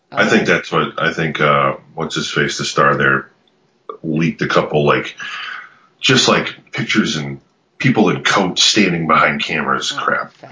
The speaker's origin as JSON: {"language": "English", "country": "United States", "said": "am unfortunately American"}